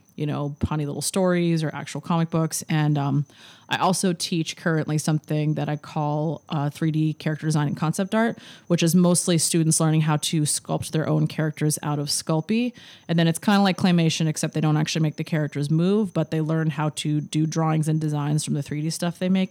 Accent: Larchmont, New York, United States; moved away; I am from Larchmont, New York, which is a small town outside of New York City

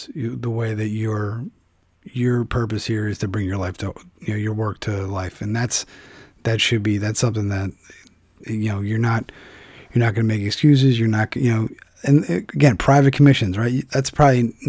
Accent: Philadelphia, Pennsylvania, United States; moved away; my hometown of Philadelphia

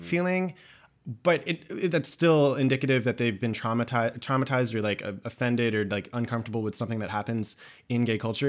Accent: Georgia, United States; now in New York, United States; I'm from Georgia

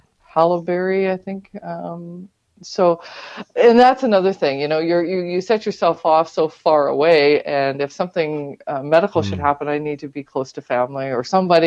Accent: Pembroke, Ontario, Canada; born there; also born or lived in Petawawa / New Brunswick / Newfoundland; Well, I was born in the Pembroke Hospital, but my family lived in Petawawa and New Brunswick and Newfoundland.

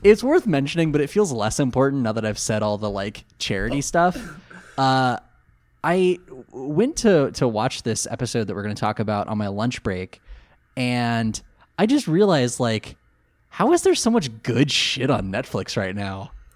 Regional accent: California, United States; Coming from California

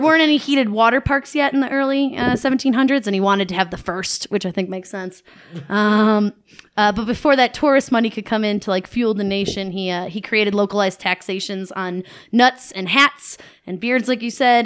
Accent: Buffalo, New York, United States; I'm from Buffalo, New York

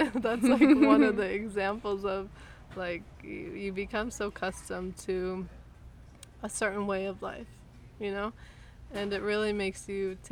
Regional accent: Los Angeles, California, United States; moved away as an adult; now in Mexico; coming from Los Angeles, let's say, or just being American

